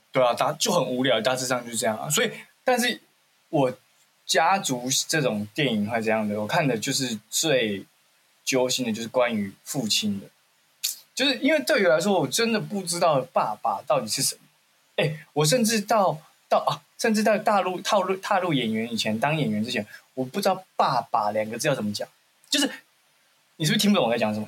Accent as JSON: {"language": "Chinese", "town": "Xinzhuang", "region": "New Taipei", "country": "Taiwan", "tie": "born or raised there", "said": "我小时候在西，下新庄长大"}